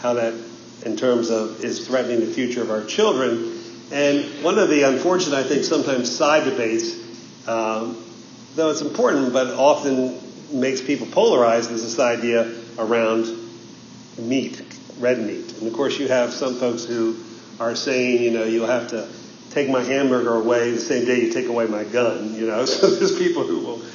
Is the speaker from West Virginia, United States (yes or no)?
yes; West Virginia, United States; moved away; I grew up first in West Virginia